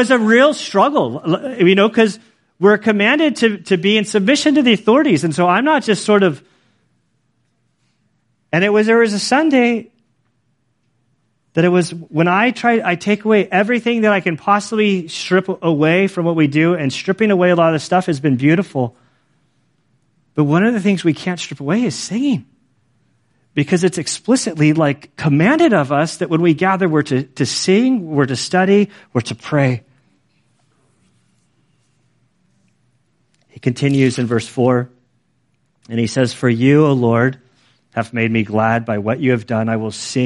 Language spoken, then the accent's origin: English; United States; moved away; growing up in Lake Tahoe, going back there all the time